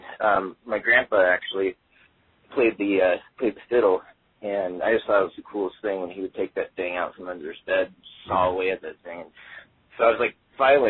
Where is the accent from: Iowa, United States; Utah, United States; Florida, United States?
Iowa, United States; Des Moines; moved away as an adult; now in Los Angeles, United States; growing up in Des Moines